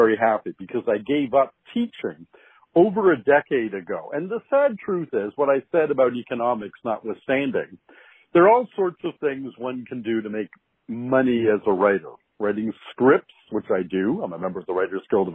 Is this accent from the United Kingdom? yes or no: no; Canada; I'm a Canadian